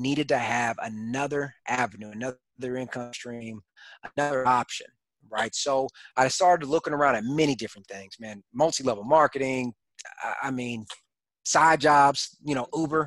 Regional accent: Killeen, Texas, United States; moved away as an adult; also born or lived in Houston, Texas; now in Fayetteville, United States; I'm originally from Texas, born and raised. I actually grew up in a small town called Killeen, Texas

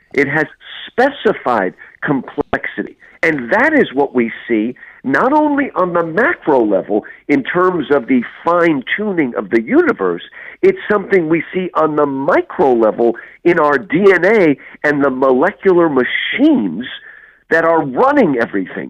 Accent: United States; now in Houston, United States; I grew up in New Jersey, New York

